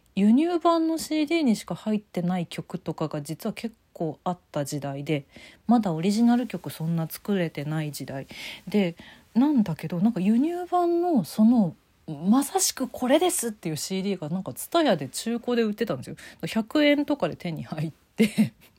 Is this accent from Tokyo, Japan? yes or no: yes; Tokyo, Japan; 東京育ちだからってのありますけど